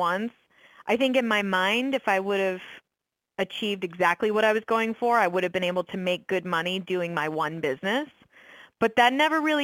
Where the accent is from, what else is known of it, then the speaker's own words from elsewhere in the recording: Orlando, Florida, United States; moved away as an adult; also born or lived in San Francisco / New York; move back to Orlando, which is my hometown